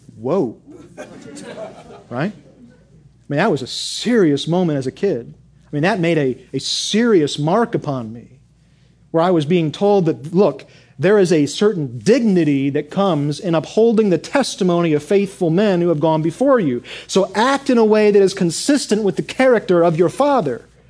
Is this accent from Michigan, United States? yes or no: yes; Michigan, United States; I grew up in Michigan